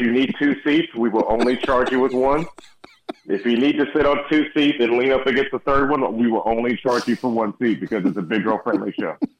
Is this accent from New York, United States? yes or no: no; Houston, Texas, United States; moved away; I grew up in Houston for about 15, 12 years